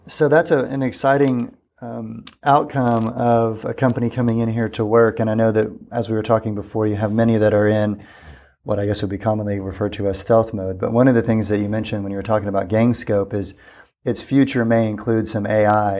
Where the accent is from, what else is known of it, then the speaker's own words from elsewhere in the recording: South Texas, United States; now in Corpus Christi, United States; being a South Texas boy myself